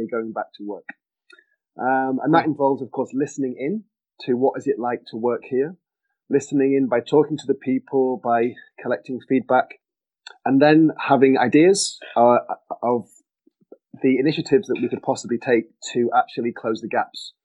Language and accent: English; Manchester, North West England, United Kingdom; moved away; I'm English originally, as you can probably tell. Hail from Manchester